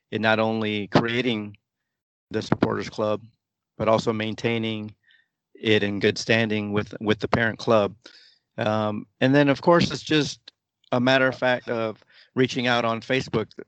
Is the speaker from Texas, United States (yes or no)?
yes; Austin, Texas, United States; When you go to visit other supporters clubs and you say I'm from Austin, you know you're welcome with open arms